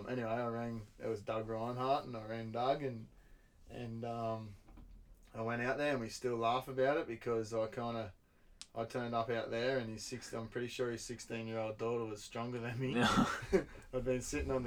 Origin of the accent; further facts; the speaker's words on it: Belmont, Australia; also born or lived in Banff, Canada; my hometown in Belmont.